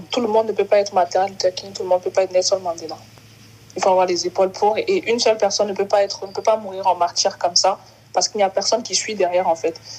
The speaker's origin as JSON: {"language": "French", "country": "Cameroon", "tie": "born there", "said": "Je suis née au Cameroun. Je suis repartie au Cameroun plusieurs fois."}